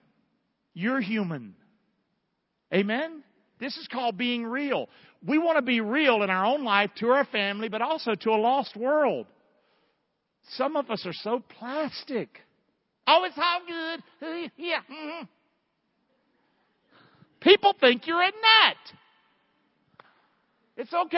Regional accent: Rockingham, North Carolina, United States; I was born in Rockingham, North Carolina.

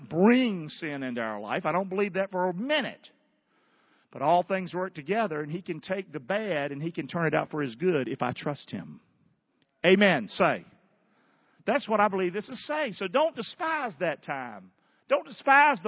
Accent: the South, United States; I'm a Southerner. It's yes, ma'am

